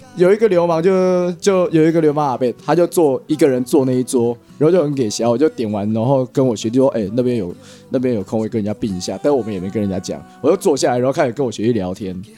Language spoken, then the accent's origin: Chinese; Hsinchu City, Taiwan; 我们是来自新竹嘛